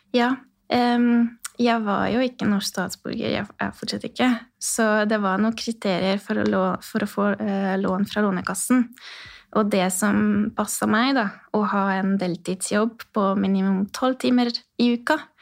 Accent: Odorheiu Secuiesc, Harghita County, Romania; Norwegian is a second language; moved away as an adult; now in Rena, Norway; Jeg er født i Sekaudvarhei, som er ca. midt i Romania, eh, og en ungarsk bu eh, på grunn av historie

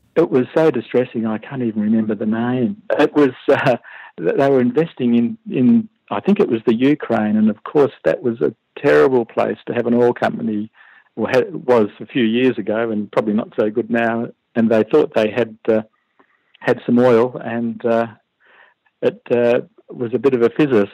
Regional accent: Perth, Western Australia, Australia; moved away as an adult; now in Canberra, Australia; I'm originally from Perth

